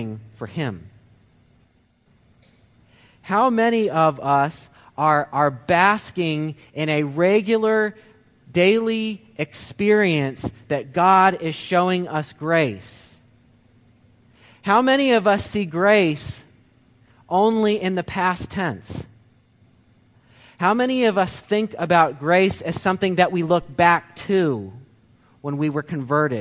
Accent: Ohio, United States; now in Michigan, United States; We're from Ohio

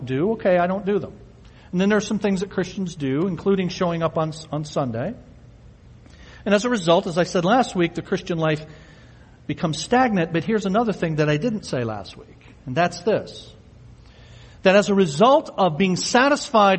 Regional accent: United States; We're American

